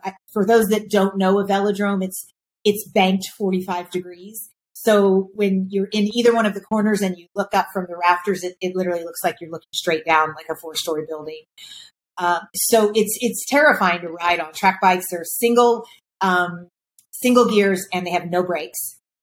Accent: Kentucky, United States; I grew up in Kentucky

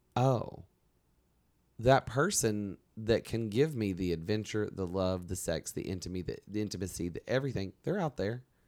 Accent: Alabama, United States; moved away; we're both from Alabama

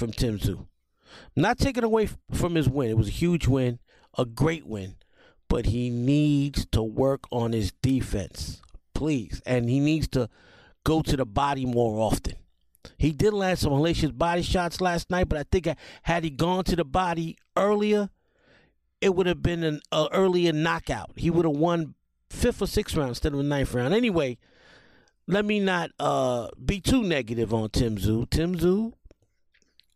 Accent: New York City, New York, United States; I grew up in the Millbrook Projects of the South Bronx

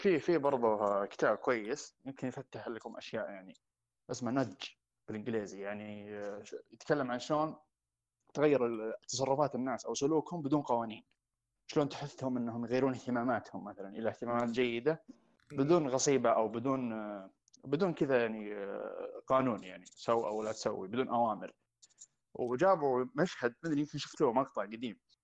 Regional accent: Saudi Arabia; انا الحين انا كسعودي

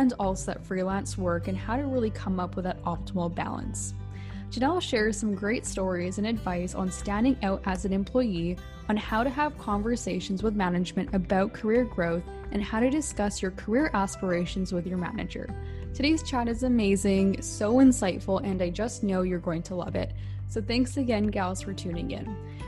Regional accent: Vancouver, British Columbia, Canada; I'm from Vancouver, BC

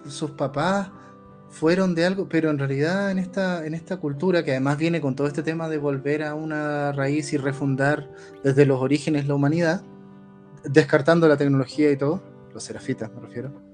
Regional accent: Chile; yo vengo de, un país que acaba de tener un proceso de polarización total

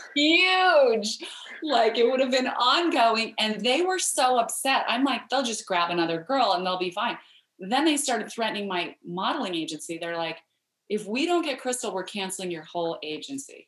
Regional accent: Idaho, United States; I grew up in Idaho where we have a lot of potatoes, but we don't have mangoes

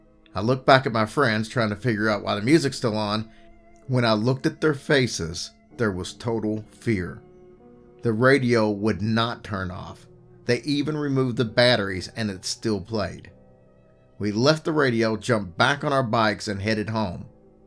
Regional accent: Albuquerque, New Mexico, United States; I grew up in Albuquerque, New Mexico. I grew up very close to the zoo, with a ditch in the Rio Grande River that ran along the zoo.

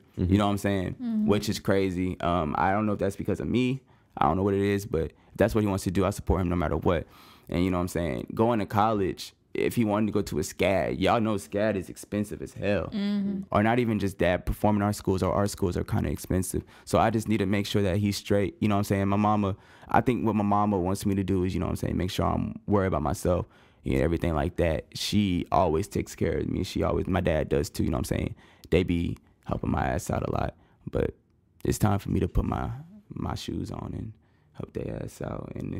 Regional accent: Kansas, United States; born there; also born or lived in Tennessee / Louisiana / Germany / Missouri; now in Hinesville, United States; I was born in Kansas. Lived there for 6 months, like moved to Tennessee where my dad's from. I've moved to Louisiana, Germany, Missouri, Hawaii, and I've been in Georgia since 2013.

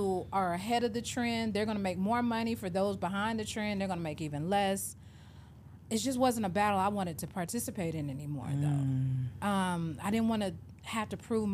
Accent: Atlanta, Georgia, United States; moved away as an adult; also born or lived in Memphis / Miami; I grew up born and raised in Atlanta

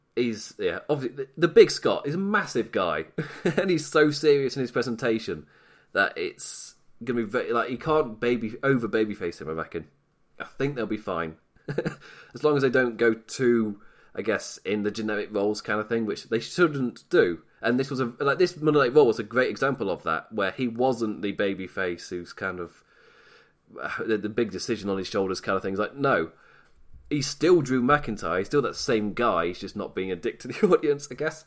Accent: England, United Kingdom; I am British

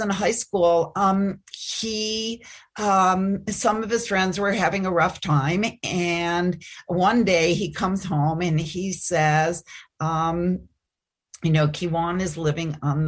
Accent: Chicago, Illinois, United States; moved away as an adult; also born or lived in Fairfield, Iowa; I grew up in Chicago

